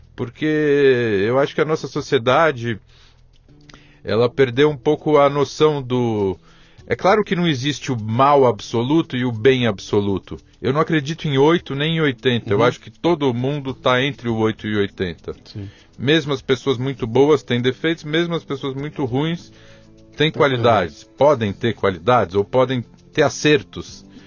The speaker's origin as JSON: {"language": "Portuguese", "region": "São Paulo", "country": "Brazil", "tie": "born or raised there", "said": "nasci aqui em São Paulo, sou Isso. paulistano sou um paulistano realmente convicto"}